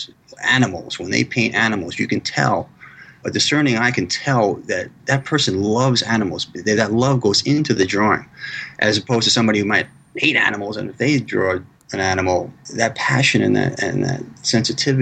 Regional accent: United States; I'm U.S. centric just because I'm American

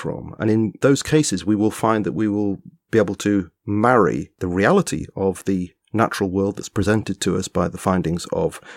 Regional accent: England, United Kingdom; I'm an Englishman

